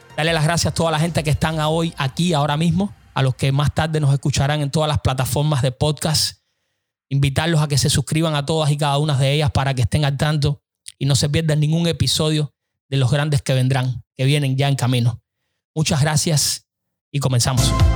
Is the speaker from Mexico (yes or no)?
no; Cuba; lo que soy hoy como cubano